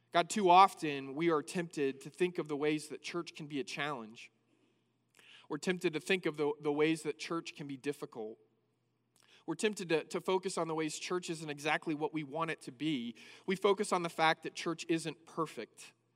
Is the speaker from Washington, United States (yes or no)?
no; Northern California, United States; moved away as an adult; now in Abilene, United States; I first moved from Northern California here to Abilene to go to school